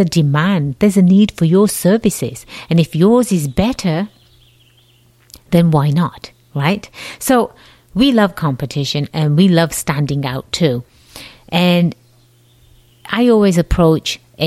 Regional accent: England, United Kingdom; accent: slight accent; moved away as an adult; now in United States; I was born and raised in England, the jolly old land across the pond

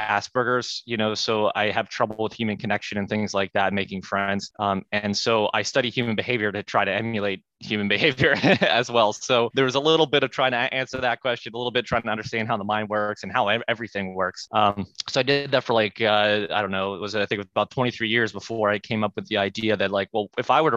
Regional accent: Pittsburgh, Pennsylvania, United States; I'm from Pittsburgh

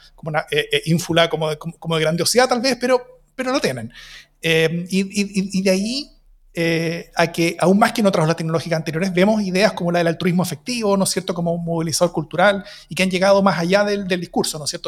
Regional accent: Chile

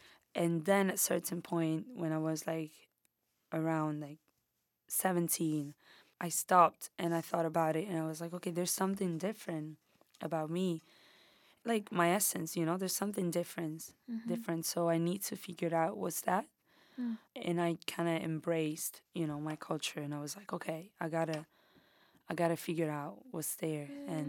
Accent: Italy; first language Spanish; English is a second language; I feel like when I got there, it was obviously a big cultural shock because I didn't speak the language. Me and my mom, we spoke only Spanish.

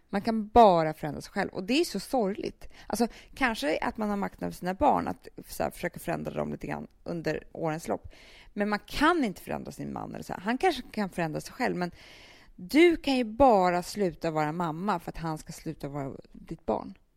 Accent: Sweden; also born or lived in Rio de Janeiro, Brazil; vi svenskar

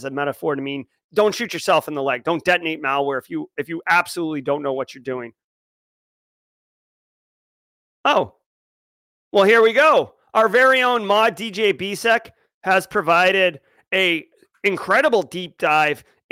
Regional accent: Massachusetts, United States; I grew up in Massachusetts

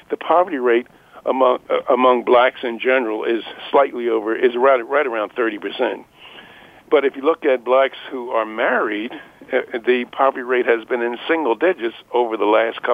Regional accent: Philadelphia, Pennsylvania, United States; When I was a kid, I grew up in North Philadelphia, in the slums of North Philadelphia, and I'm 82 years old.

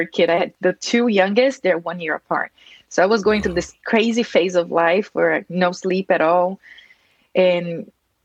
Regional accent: Brazil; moved away as an adult; now in United States; I'm from Brazil. I immigrated here to the U.S. about 16 years ago.

